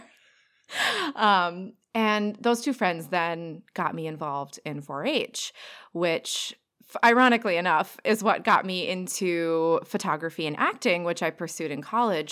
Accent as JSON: {"language": "English", "town": "Cottage Grove", "region": "Minnesota", "country": "United States", "tie": "born or raised there", "moved": "yes", "lives_now": "southeastern Wisconsin, United States", "said": "I am originally from Cottage Grove, Minnesota. It's a tiny suburb outside the Twin Cities."}